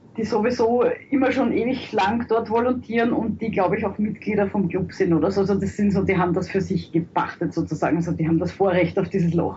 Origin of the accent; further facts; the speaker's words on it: Austria; als Österreicher